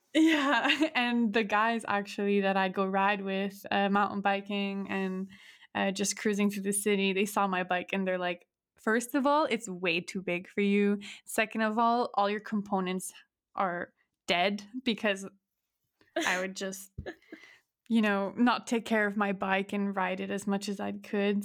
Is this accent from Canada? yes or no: yes; Montreal, Quebec, Canada; moved away as an adult; now in Hamburg, Germany; I was born in Montreal, Canada, uh, born and raised